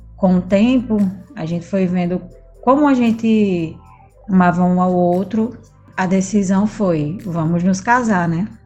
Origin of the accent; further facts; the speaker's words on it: Natal, Rio Grande do Norte, Brazil; Eu nasci em Natal, fui criada em Natal também